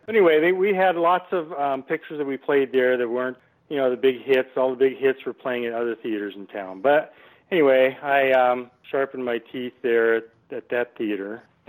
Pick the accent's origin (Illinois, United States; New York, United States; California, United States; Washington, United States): Washington, United States; Seattle; also born or lived in Alabama; Yes, I was born in Seattle in the 50s and grew up in the 60s. Part of my time in the Seattle area, and then we moved to Alabama for a few years and then back to Seattle.